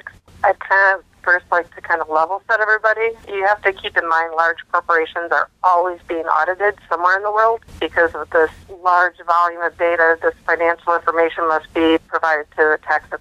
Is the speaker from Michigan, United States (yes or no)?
yes; Michigan, United States; moved away; originally I came from Michigan